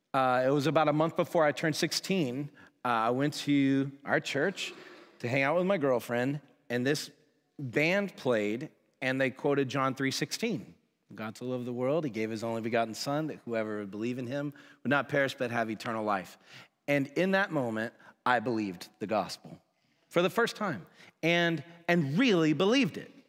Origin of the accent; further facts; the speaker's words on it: Woodstock, Georgia, United States; I was born and raised in Woodstock, Georgia, which is just outside of Atlanta.